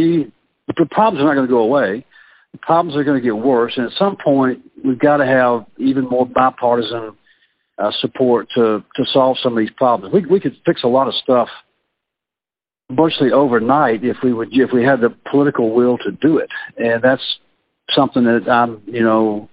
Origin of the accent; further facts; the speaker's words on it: Mississippi, United States; now in Virginia, United States; my home state of Mississippi